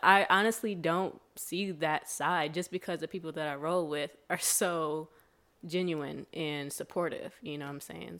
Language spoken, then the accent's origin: English; Sandusky, Ohio, United States; now in Chicago, United States; Ohio, Sandusky, Ohio